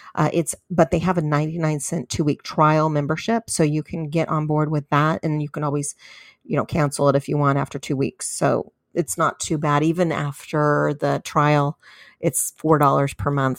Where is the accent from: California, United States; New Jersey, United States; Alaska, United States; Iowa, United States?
California, United States; in the state of California, which is my home state